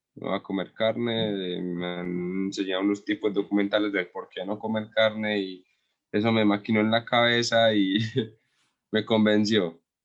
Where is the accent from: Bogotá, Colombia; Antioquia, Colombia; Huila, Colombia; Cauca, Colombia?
Antioquia, Colombia; Andes; es acá en mi pueblo, en Andes